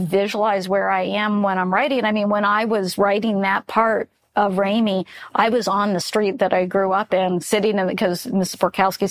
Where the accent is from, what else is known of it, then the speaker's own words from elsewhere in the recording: Florida, United States; I grew up in Florida